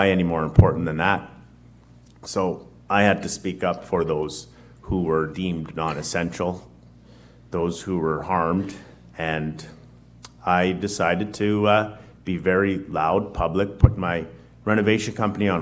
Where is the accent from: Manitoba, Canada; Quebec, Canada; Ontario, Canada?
Manitoba, Canada; Winnipeg; I'm born and raised in Winnipeg, Winnipeg's North End. Been there my whole life